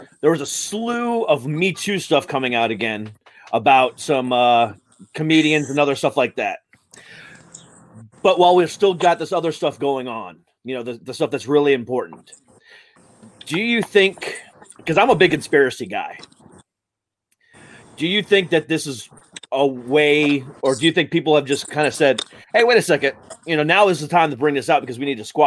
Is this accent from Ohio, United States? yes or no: yes; Ohio, United States; also born or lived in Florida; now in Virginia, United States; I'm originally from Ohio